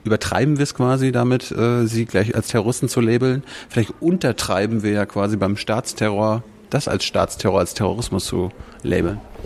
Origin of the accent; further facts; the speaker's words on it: Germany; wir sind in Deutschland, wir sind Deutsche